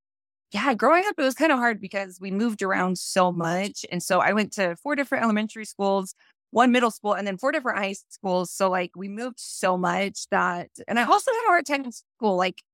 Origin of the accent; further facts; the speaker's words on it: St. George, Utah, United States; So growing up in St. George, I was a very, very conservative, religious, LDS standard household.